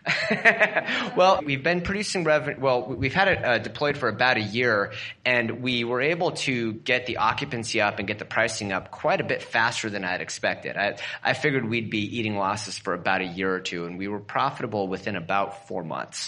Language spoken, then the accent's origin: English; Portland, Oregon, United States; my hometown, which is around Portland, Oregon